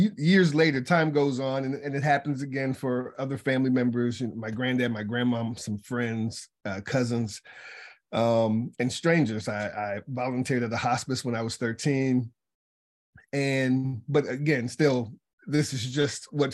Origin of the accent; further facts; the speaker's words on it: Charlottesville, Virginia, United States; I'm from Charlottesville, Virginia, and that's where I got started in this whole thing. I was a kid